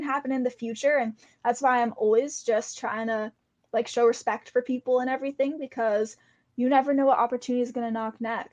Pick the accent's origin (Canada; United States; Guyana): Canada; being Canadian